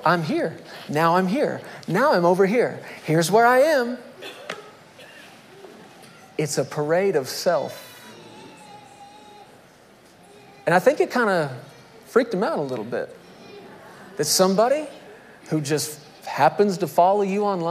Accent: Texas, United States; I'm a Texan

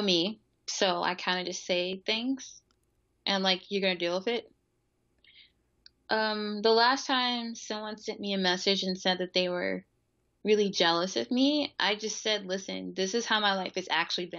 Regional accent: Mississippi, United States; moved away; also born or lived in Philadelphia; people who knew me from Mississippi

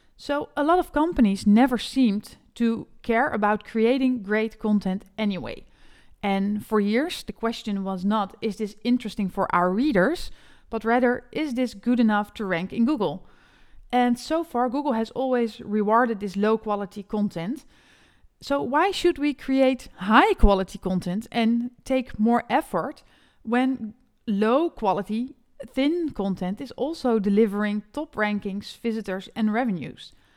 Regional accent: Netherlands; English is a second language; an SEO specialist from the Netherlands

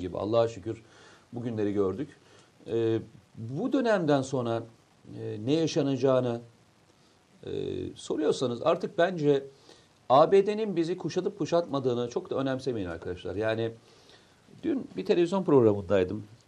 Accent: Samsun, Turkey; moved away; bir Samsunlu olarak Samsun'a geliyorum.

